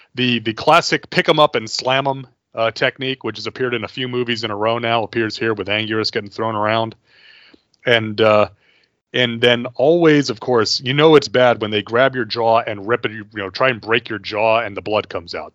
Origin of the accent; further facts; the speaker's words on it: United States; I am an American